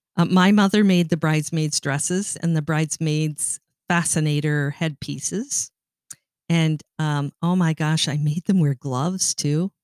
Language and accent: English; Ontario, Canada; moved away; I grew up in Canada and I was Canadian